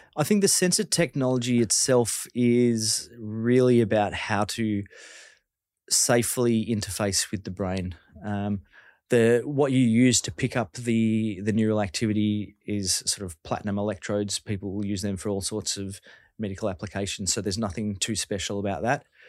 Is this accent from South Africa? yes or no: no; Victoria, Australia; I'm from Victoria